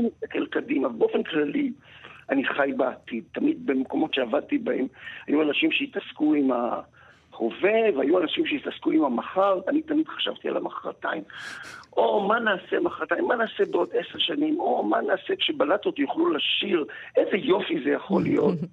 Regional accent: Rehovot, Central District, Israel; also born or lived in moshav near Gedera; אני נולדתי ברחובות ואני גר עכשיו במושב ליד גדרה, אז האזור הזה שסביב רחובות זה ההום טריטורי שלי

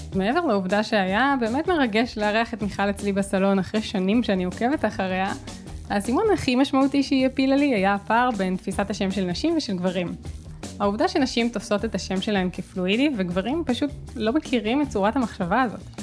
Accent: Herzliya, Tel Aviv District, Israel; של הילדות שלי בהרצליה

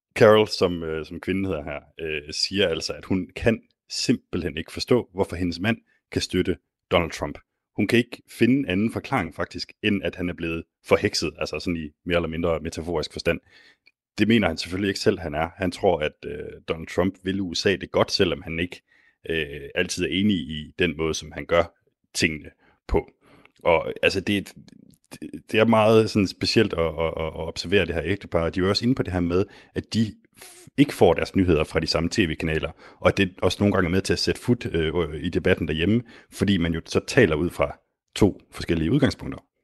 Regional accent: Denmark; mig som dansker

